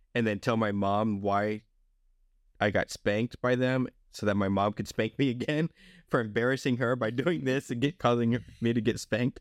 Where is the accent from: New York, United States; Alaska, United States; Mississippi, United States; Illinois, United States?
Mississippi, United States; Long Beach; also born or lived in Alabama; nineteen eighty-three, I lived in Long Beach, Mississippi.